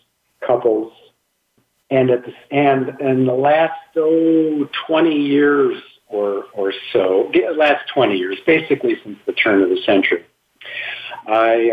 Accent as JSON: {"language": "English", "town": "Milwaukee", "region": "Wisconsin", "country": "United States", "moved": "as an adult", "lives_now": "Phoenix, United States", "said": "I'm originally from Wisconsin, Milwaukee, Wisconsin, but my wife and I moved out to the Valley, as it's called, in 1973"}